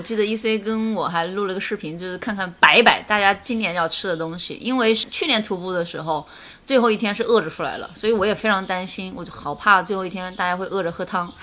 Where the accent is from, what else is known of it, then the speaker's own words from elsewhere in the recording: Hunan, China; 我们是作为湖南人